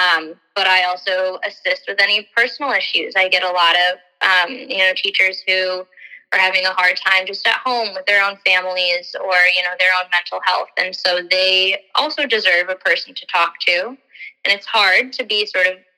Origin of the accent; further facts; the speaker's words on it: River Forest, Illinois, United States; I grew up in River Forest